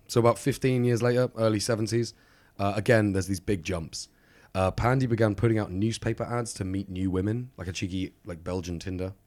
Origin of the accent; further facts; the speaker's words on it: United Kingdom; I'm very British.